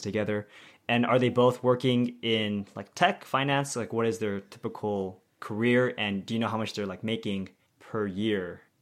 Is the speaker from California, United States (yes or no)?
yes; Bay Area, California, United States; I'm from the Bay Area